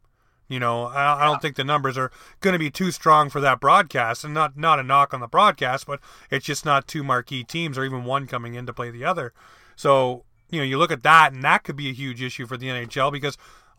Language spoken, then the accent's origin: English; Canada; as a Canadian hockey fan